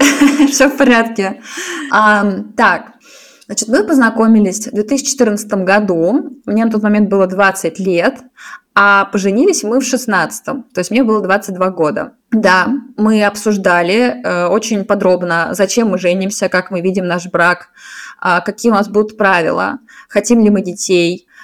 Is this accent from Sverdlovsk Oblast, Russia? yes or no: no; Saint Petersburg, Russia; moved away as an adult; also born or lived in Moscow; now in Zurich, Switzerland; я из Питера, сейчас живу в Цюрихе.